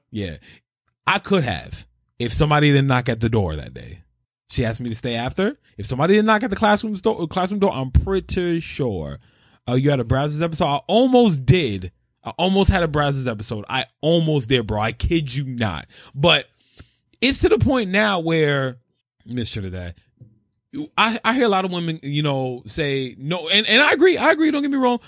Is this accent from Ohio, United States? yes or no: no; New York, United States; I'm born and raised in New York